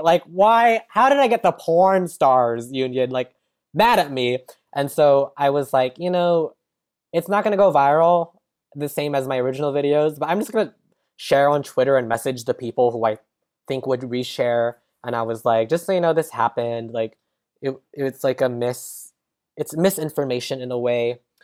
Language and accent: English; San Jose, California, United States; also born or lived in San Francisco; now in Los Angeles, United States; I'm from San Jose, California